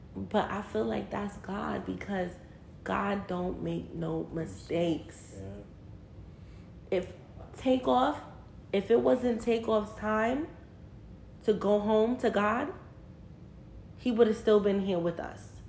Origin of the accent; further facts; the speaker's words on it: New York City, New York, United States; We're both from Brooklyn